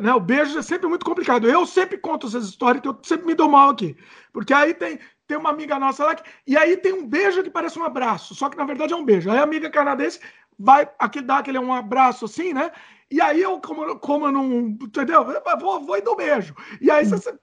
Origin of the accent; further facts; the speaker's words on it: Brazil; moved away; sempre quando eu volto pro Brasil